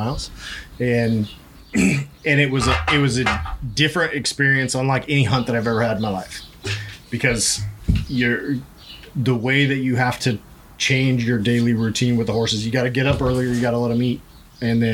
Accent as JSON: {"language": "English", "region": "Idaho", "country": "United States", "tie": "born or raised there", "moved": "yes", "said": "I grew up in Idaho. I grew up around the rodeo"}